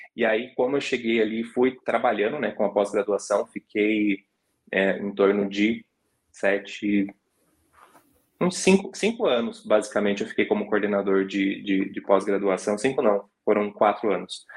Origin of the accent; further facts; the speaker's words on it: Colombo, Paraná, Brazil; now in Curitiba, Brazil; nasci em Curitiba e fui criado a maior parte da minha vida em Colombo, né, que é na região metropolitana uhum. de Curitiba